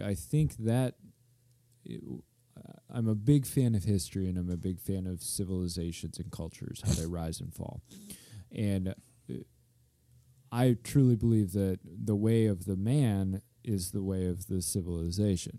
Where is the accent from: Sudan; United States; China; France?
United States; Grand Haven, Michigan; I'm from Grand Haven